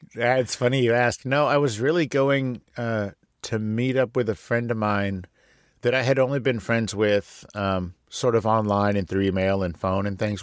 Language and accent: English; San Antonio, Texas, United States; I was born in San Antonio, Texas